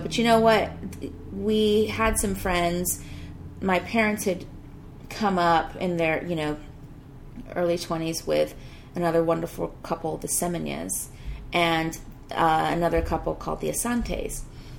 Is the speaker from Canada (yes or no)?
no; Ghana; born there; Yeah, I was born in Ghana